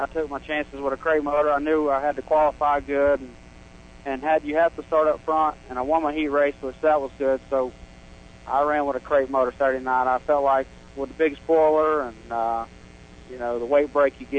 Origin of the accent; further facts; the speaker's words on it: Dover, Florida, United States; I'm from Dover, Florida, right here, Plant City.